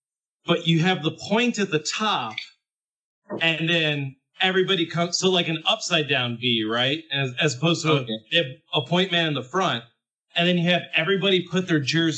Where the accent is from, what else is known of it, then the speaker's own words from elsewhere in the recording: Midwest, United States; now in Texas, United States; Like I said, I'm from the Midwest.